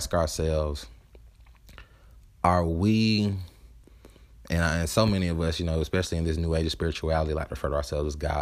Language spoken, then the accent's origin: English; the South, United States; I'm from the South.